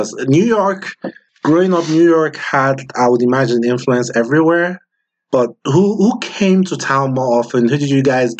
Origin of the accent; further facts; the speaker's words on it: Nigeria; I don't speak my language either, even though I grew up in Nigeria, but my dad was in the military and we're moving, oh my God, like Nigeria has, what, 36 states?